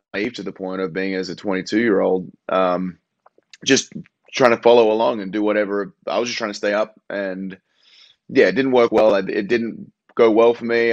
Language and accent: English; Australia; moved away as an adult; As an Australian